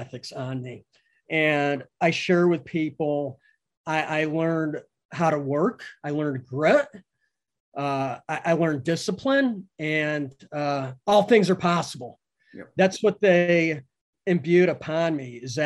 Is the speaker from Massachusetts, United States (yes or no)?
no; central Connecticut, United States; now in Costa Rica; I grew up in Connecticut, New England, in central Connecticut